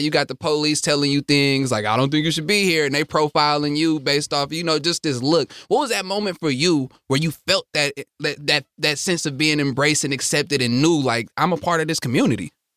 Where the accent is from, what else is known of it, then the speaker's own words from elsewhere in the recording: Stockton, California, United States; also born or lived in Oakland; where I'm from, um, e, either in Oakland or even when I was growing up in Stockton